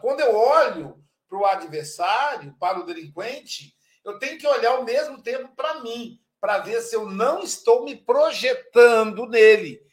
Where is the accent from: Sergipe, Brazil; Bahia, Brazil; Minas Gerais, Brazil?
Minas Gerais, Brazil; Muriaé; a minha terra natal, Série Muriaé, Minas Gerais